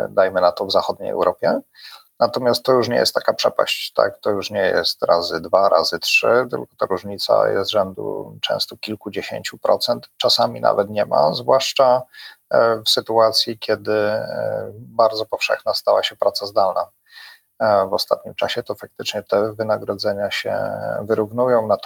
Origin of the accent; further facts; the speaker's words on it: Poland; wystarczy wspomnieć, że jesteśmy z Polski i to jest świetne przełamanie tak naprawdę pierwszej takiej bariery